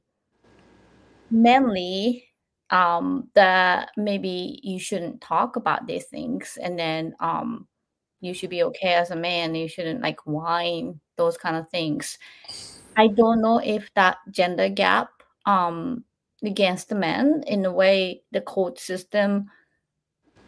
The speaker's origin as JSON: {"language": "English", "country": "Japan", "tie": "born or raised there", "moved": "yes", "said": "And I grew up in Japan"}